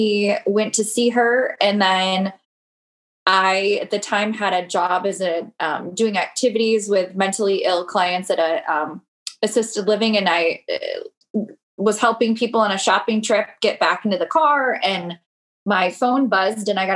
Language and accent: English; Michigan, United States; now in Minneapolis, United States; I'm originally from Michigan.